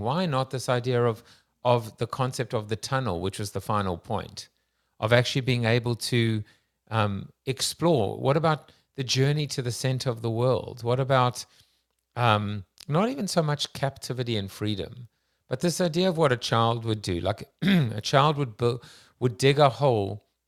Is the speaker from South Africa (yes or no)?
yes; South Africa; I'm Jewish South African too